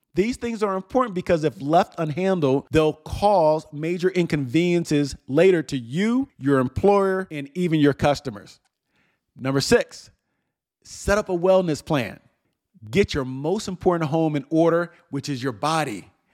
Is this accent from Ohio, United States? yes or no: no; New Jersey, United States; moved away; my hometown in New Jersey